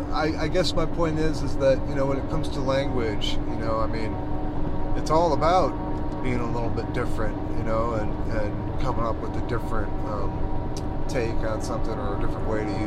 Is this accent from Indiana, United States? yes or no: yes; South Bend, Indiana, United States; growing up in South Bend, yeah